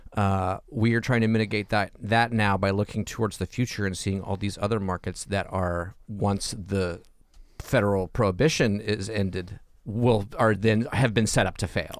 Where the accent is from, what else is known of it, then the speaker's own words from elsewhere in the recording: Atlanta, Georgia, United States; I grew up in Atlanta